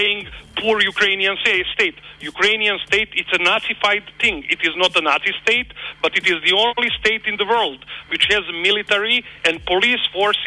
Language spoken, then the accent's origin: English; Serbia; I'm coming from Serbia, is that we were living under the sanctions during the 90s. I was living also then